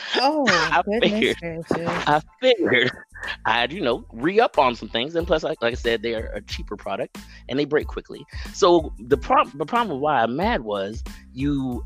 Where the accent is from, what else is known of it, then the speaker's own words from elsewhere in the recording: Pittsburgh, Pennsylvania, United States; moved away as an adult; also born or lived in Japan; now in Atlanta, United States; I grew up in Pittsburgh, kind of had a little stint in Japan, you know, where I learned some things, military kid